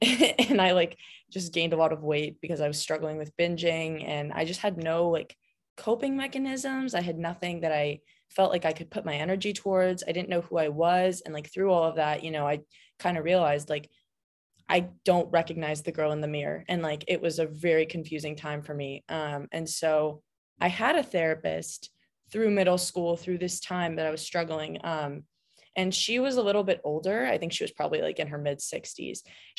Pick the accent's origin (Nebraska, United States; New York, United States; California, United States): California, United States; Well, I mean, I've lived in California my whole life. I'm from Southern California.